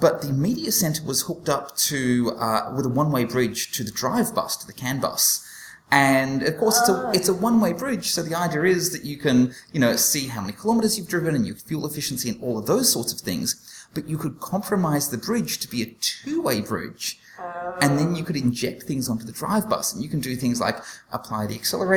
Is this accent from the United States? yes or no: no; Australia; accent: Australian; my Australian accent